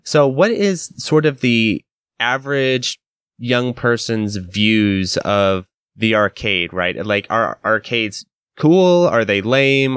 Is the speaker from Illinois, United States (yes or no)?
no; Idaho, United States; I'm from America, and especially in Idaho, you know, we're not necessarily super etiquette-driven people out here.